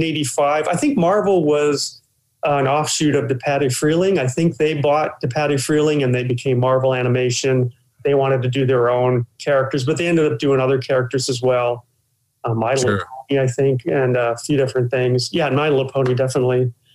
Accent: Detroit, Michigan, United States; I grew up in Michigan, Detroit suburbs.

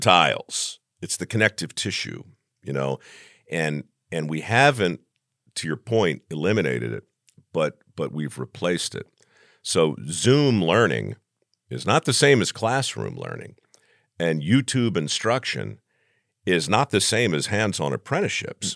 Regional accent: Baltimore, Maryland, United States; moved away; I grew up in Baltimore

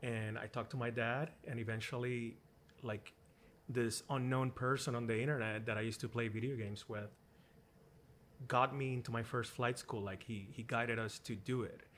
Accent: Puerto Rico; I grew up in Puerto Rico in the countryside

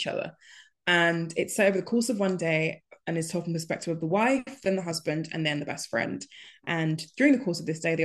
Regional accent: Nigeria; being Nigerian

